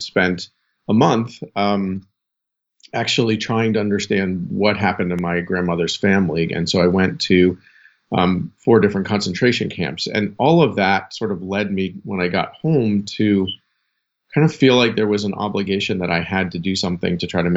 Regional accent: near Boston, Massachusetts, United States; I grew up near Boston and kind of a middle class kid.

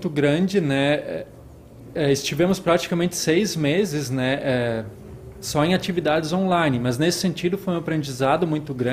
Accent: São Lourenço do Sul, Rio Grande do Sul, Brazil; Sou natural de São Lourenço do Sul, congregação São João Bom Jesus, lá onde foi o primeiro seminário da nossa igreja.

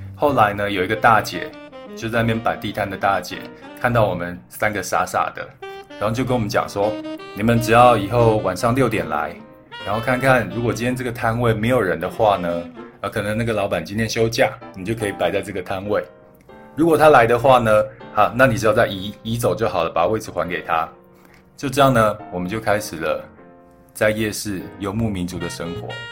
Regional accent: Xincheng, Hualien County, Taiwan; also born or lived in Thailand; 我是出生在泰国，然后从泰国搬来台湾的时候呢，我们，我爸妈是，呃，搬到了花莲的新城乡。我不知道你们有没有听过新城乡。它是一个蛮偏僻的一个小乡村。我们社区的旁边呢，就是原住民的部落

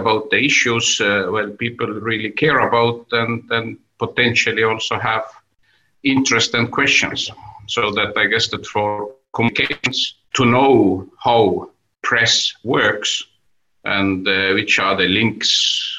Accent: Tallinn, Harju County, Estonia; initially I was the head of one of the city districts in my hometown, Tallinn, and then I was elected to Estonian National Parliament

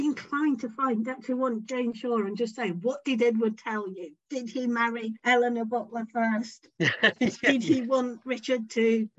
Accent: Yorkshire and the Humber, United Kingdom; I'm a Yorkshire lass

